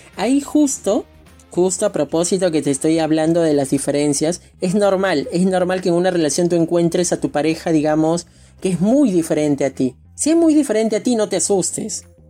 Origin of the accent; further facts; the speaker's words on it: Lima, Peru; yo soy de Lima, Perú